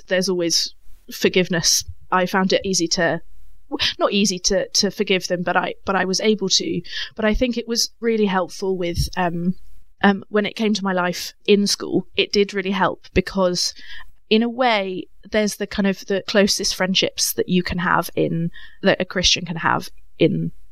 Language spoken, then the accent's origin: English; Cambridge, East of England, United Kingdom; I grew up in Cambridge, so went to quite actually the same church I'm at now